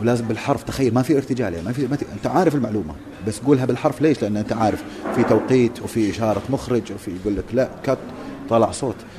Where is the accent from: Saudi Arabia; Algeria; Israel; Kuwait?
Kuwait; عندنا بالكويت